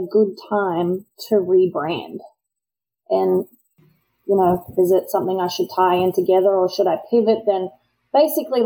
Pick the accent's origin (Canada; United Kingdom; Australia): Australia; now in United States; me as an Australian